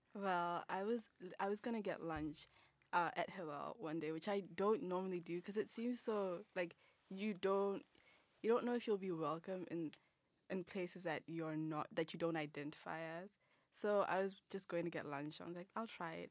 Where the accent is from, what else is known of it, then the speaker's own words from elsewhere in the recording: Botswana; moved away; I'm from Botswana